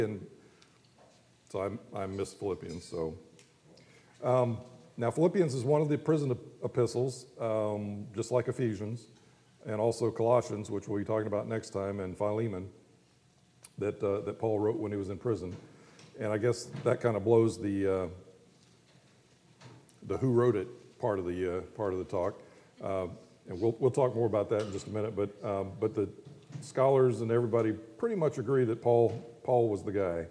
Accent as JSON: {"language": "English", "town": "Fort Walton Beach", "region": "Florida", "country": "United States", "tie": "born or raised there", "lives_now": "Pensacola, United States", "said": "I grew up in Fort Walton"}